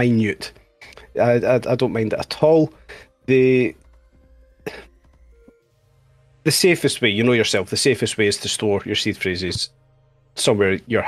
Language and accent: English; Scotland, United Kingdom; I am Scottish